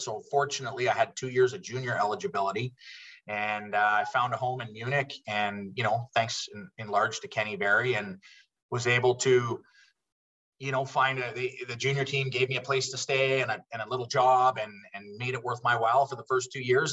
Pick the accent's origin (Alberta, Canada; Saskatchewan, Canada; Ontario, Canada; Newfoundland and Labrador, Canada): Alberta, Canada; Calgary; also born or lived in Switzerland; they they came into Canada, into Calgary actually with me. I was uh, two years old at the time